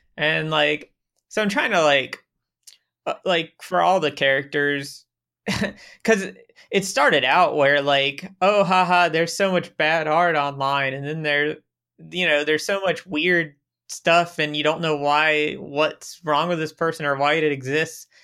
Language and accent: English; Polk County, Central Florida, United States; now in Germany; I grew up in Central Florida in Polk County.